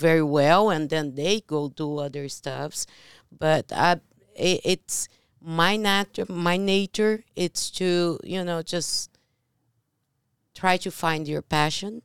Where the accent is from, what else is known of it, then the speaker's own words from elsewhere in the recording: Brazil; English is a second language; moved away; I'm from Brazil